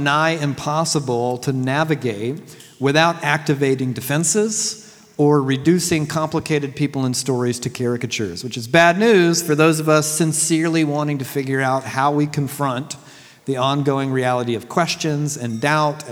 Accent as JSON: {"language": "English", "region": "Deep South", "country": "United States", "tie": "born or raised there", "said": "I was raised in the Deep South during the 80s and 90s"}